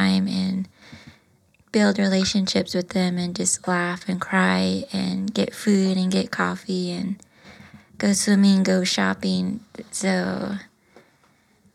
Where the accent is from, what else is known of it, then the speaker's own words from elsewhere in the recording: Window Rock, Arizona, United States; moved away as an adult; From Wind Rock. I'm Navajo